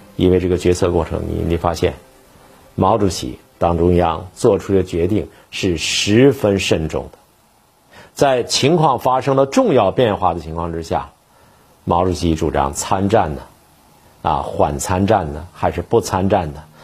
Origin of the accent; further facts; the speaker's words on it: Northeast China, China; 作为一个东北人